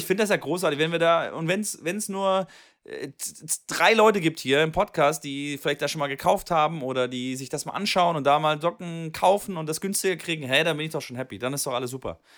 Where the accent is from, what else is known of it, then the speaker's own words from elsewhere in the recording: Swabia, Germany; da bin ich Schwabe